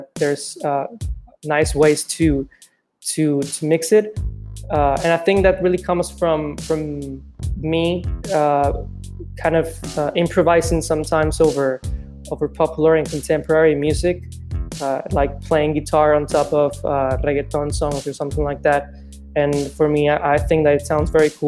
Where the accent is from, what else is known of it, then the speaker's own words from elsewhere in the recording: Mexico; English is a second language; also born or lived in Chicago, United States; Growing up here in Mexico